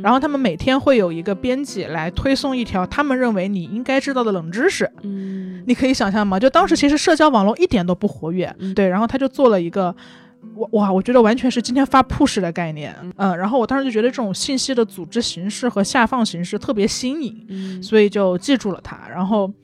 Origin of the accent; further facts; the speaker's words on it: Changsha, Hunan, China; now in Beijing, China; 我长沙人